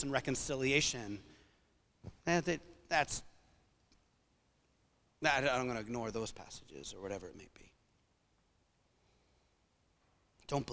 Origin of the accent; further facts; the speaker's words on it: New England, United States; growing up in New England